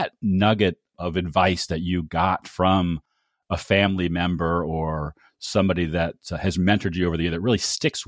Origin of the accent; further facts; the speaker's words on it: Northeast Ohio, United States; having been born and raised in Northeast Ohio